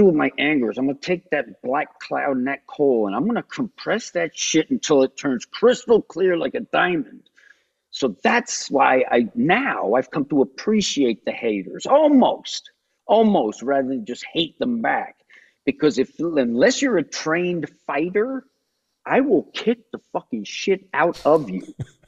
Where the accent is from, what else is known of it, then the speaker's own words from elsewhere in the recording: New Jersey, United States; I'm from New Jersey. It's still my favorite exercise.